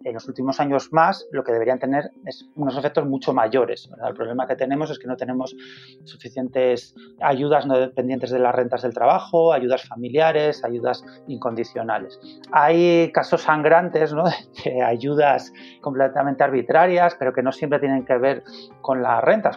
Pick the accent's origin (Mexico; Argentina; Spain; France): Spain